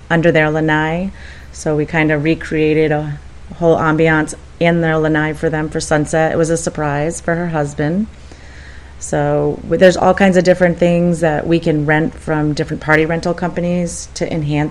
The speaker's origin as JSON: {"language": "English", "region": "Connecticut", "country": "United States", "tie": "born or raised there", "moved": "yes", "said": "my hometown in Connecticut"}